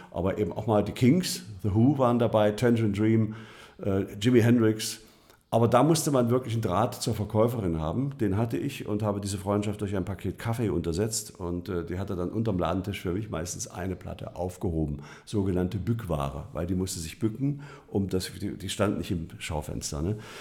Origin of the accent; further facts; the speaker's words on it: Harz, Saxony-Anhalt, Germany; moved away as an adult; now in Stuttgart, Germany; Ich bin ja im Harz groß geworden